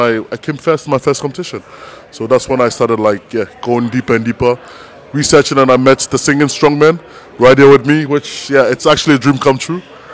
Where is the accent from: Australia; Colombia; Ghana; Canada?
Ghana; now in Belgium; I come from Ghana, West Africa. I've been in Belgium for almost 12 years.